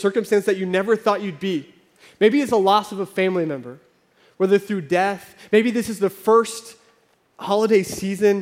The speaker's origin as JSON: {"language": "English", "region": "Oklahoma", "country": "United States", "tie": "born or raised there", "also_born_or_lived": "California", "moved": "as an adult", "said": "I grew up in Oklahoma. We lived in California for a few years."}